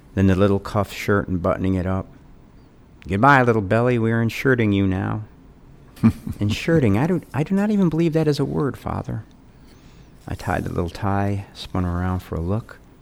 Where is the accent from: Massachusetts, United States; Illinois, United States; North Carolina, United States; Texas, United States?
Illinois, United States; I grew up in Illinois